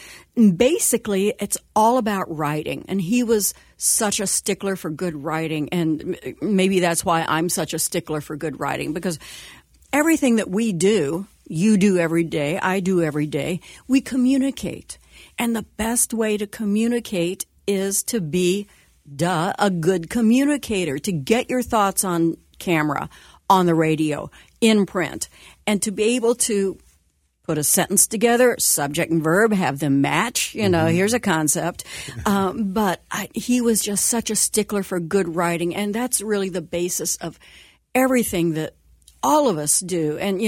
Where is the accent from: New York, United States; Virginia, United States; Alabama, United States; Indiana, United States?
Indiana, United States; Connersville; now in Cincinnati, United States; I grew up in Connersville, Indiana, which was about 40 miles from here.